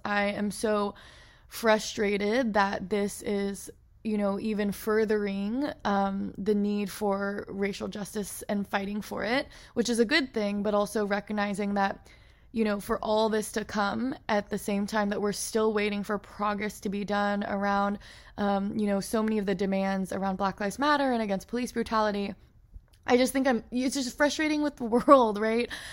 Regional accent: Portland, Oregon, United States; growing up in Portland, Oregon

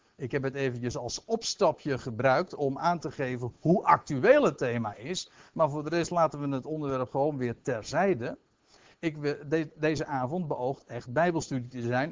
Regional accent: Aalsmeer, North Holland, Netherlands; ik zelf uit Aalsmeer afkomstig ben. In de jaren dat ik zeg maar zelf nog jong was

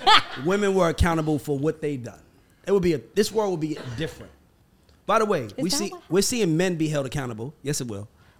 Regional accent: Atlanta, Georgia, United States; well, I'm from Atlanta.

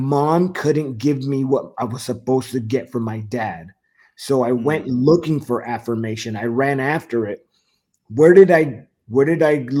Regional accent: Whittier, California, United States; moved away as an adult; also born or lived in Fayetteville, North Carolina; the city of Whittier in Los Angeles. Mm-hmm. Grew up there

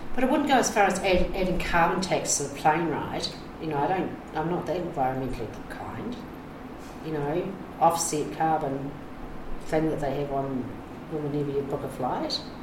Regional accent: New Zealand; moved away; I'm a Kiwi

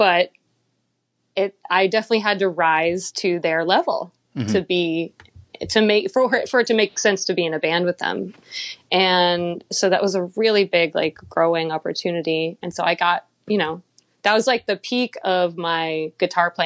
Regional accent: Texas, United States; also born or lived in Nashville; now in Baltimore, United States; We all happened to be from Texas

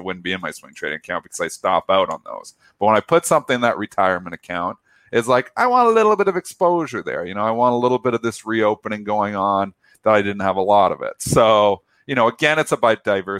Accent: Canada; I'm Canadian

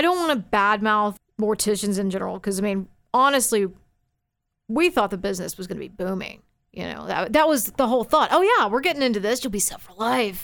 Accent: Forney, Texas, United States; also born or lived in Dallas, Texas; I grew up in Forney

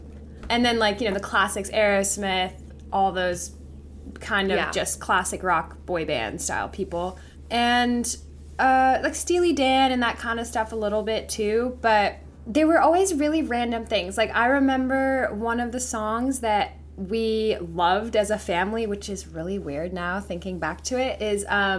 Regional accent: Paris, Île-de-France, France; also born or lived in Italy / England; So I grew up actually mostly in Paris, France. I was born in Italy, and we moved around a little bit. So I lived in Italy, then I went to England, then I went to France, then I went back to Italy, and then I did high school in France.

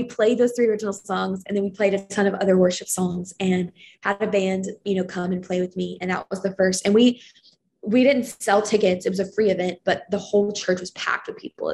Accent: Lexington, Kentucky, United States; moved away as an adult; now in Nashville, United States; my hometown of Lexington, Kentucky

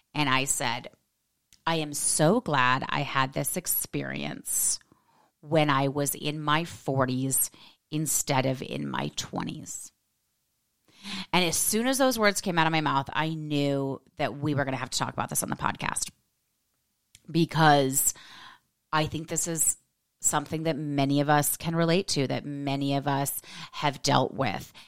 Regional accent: United States; I'm American

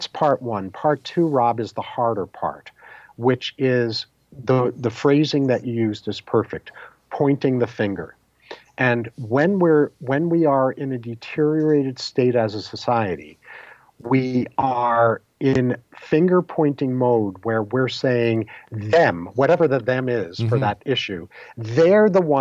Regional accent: New York, United States; growing up in New York in the 50s and 60s and early 70s

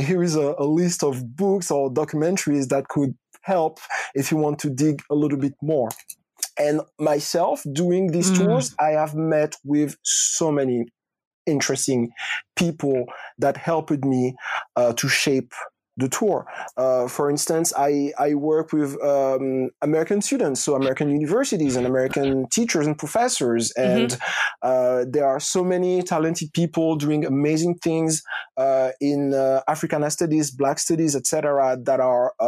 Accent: Martinique; also born or lived in Rennes, France / Bordeaux, France; now in Paris, France; I grew up in Martinique

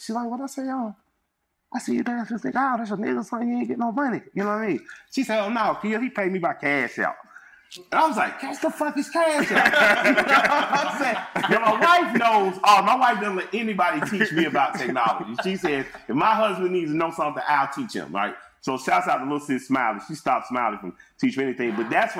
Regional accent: Atlanta, Georgia, United States; I'm from Atlanta. So people had to learn how to cooperate here.

